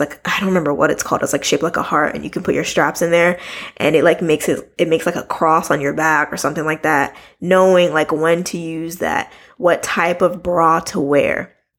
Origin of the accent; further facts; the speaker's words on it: United States; I'm from America